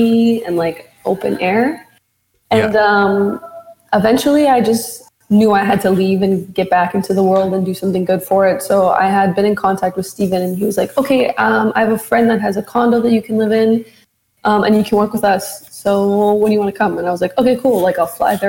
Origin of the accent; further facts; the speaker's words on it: Edmonton, Alberta, Canada; moved away as an adult; now in Toronto, Canada; I'm originally from Edmonton